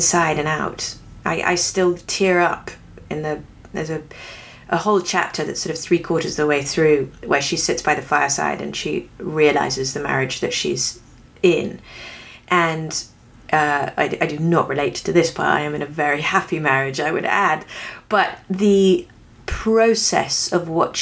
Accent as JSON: {"language": "English", "region": "England", "country": "United Kingdom", "moved": "as an adult", "lives_now": "United States", "said": "I have ended up being an English woman living in America and have now spent, you know, 17 years here, so I'm not quite even with it yet, because I came when I was 26"}